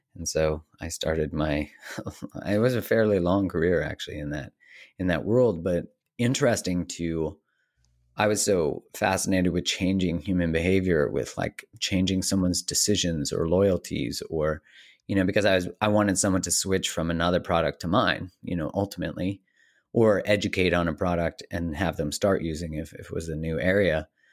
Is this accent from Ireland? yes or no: no; Calgary, Alberta, Canada; I grew up in Calgary, Canada